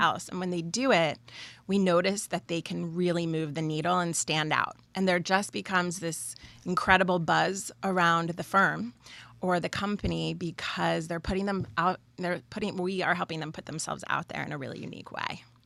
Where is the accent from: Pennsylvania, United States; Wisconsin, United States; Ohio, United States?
Pennsylvania, United States; now in Red Bank, New Jersey, United States; we grew up in Pennsylvania